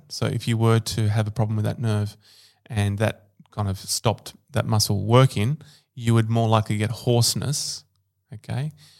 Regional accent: Rome, Lazio, Italy; born there; Yeah, I was born in Rome.

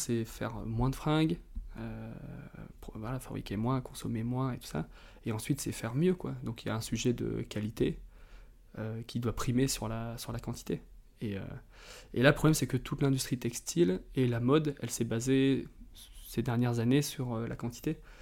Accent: Drôme, Auvergne-Rhône-Alpes, France; moved away as an adult; also born or lived in Annecy; now in Biarritz, France; J'ai grandi dans la Drôme, près des grands espaces.

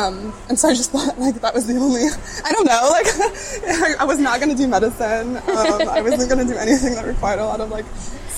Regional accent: Houston, Texas, United States; growing up in Houston, we have really amazing art institutions.

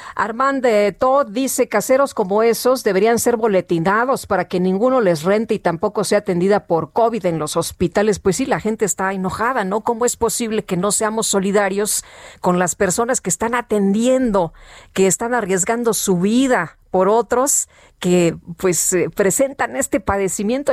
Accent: Mexico City, Mexico; Allá en mi pueblo, en Coajimalpa

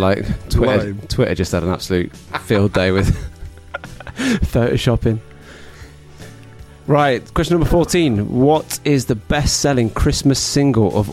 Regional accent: Wales, United Kingdom; I'm from Wales, not too far from Barry Island.

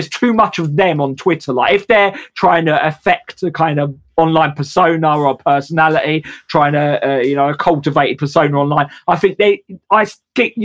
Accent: England, United Kingdom; as English workers

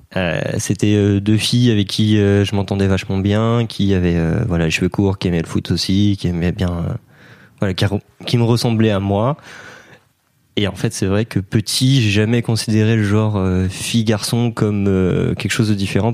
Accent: Brittany, France; je suis breton

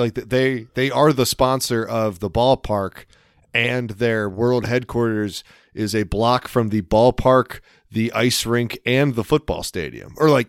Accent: Elkton, Maryland, United States; born there; I was born in Union Hospital in Elkton, Maryland, which... some of our listeners are from our home area

